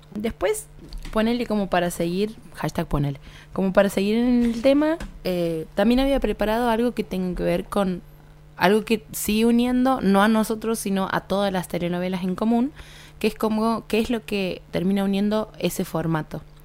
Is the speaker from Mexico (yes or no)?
no; Argentina; nosotros como argentinos